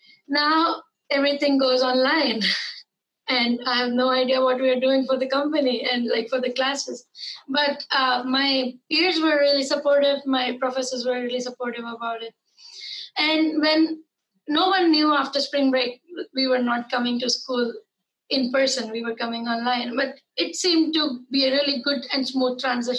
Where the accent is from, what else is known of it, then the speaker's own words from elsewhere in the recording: Madhya Pradesh, India; I'm from a small town in Madhya Pradesh from India.